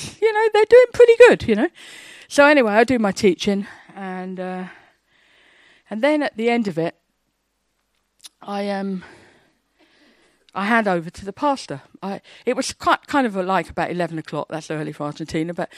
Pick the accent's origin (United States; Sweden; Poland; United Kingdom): United Kingdom; England; I'm an English, shy, quiet Baptist